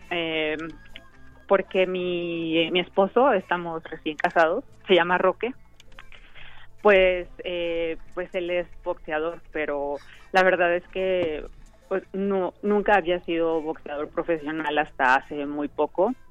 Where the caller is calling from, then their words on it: Philadelphia, Pennsylvania, United States; Desde Filadelfia.